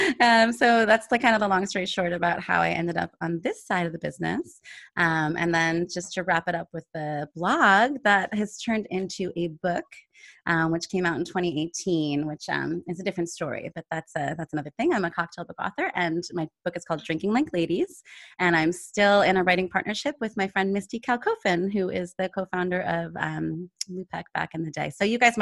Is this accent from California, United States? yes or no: no; New Hampshire, United States; moved away as an adult; now in Boston, United States; I am from Boston. I'm a Boston gal. I actually came to Boston through New Hampshire, but have been here since my early 20s.